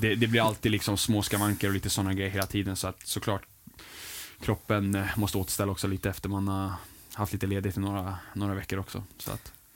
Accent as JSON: {"language": "Swedish", "region": "England", "country": "United Kingdom", "tie": "born or raised there", "moved": "yes", "said": "min uppväxt i, England"}